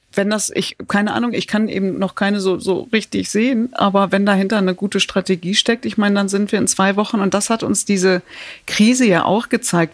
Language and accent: German; Datteln, North Rhine-Westphalia, Germany; Ich komme aus Datteln